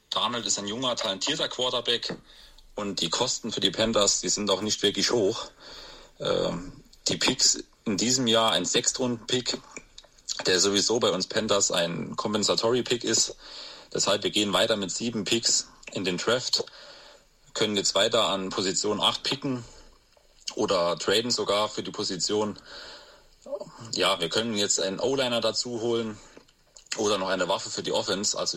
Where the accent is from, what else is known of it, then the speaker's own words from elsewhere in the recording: Saarland, Germany; das sind wir als Saarländer besonders stolz. Bei uns im Saarland gilt Maggi ja als Kulturgut.